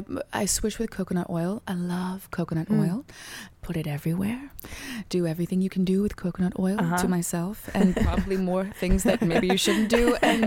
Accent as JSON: {"language": "English", "region": "Texas", "country": "United States", "said": "Because I'm from Texas"}